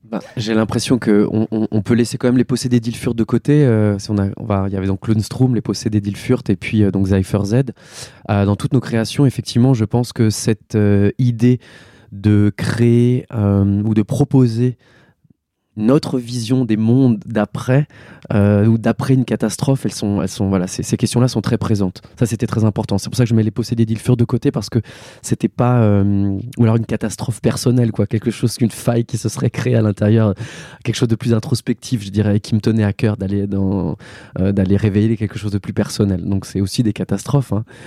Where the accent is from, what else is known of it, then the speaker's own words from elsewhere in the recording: Mulhouse, Grand Est, France; là où moi je suis né. J'ai grandi en Alsace